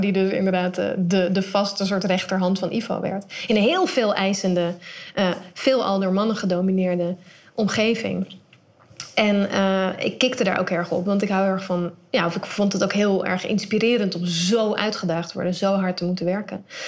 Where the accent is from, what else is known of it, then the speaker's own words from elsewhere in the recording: Netherlands; Ik ben in Nederland opgegroeid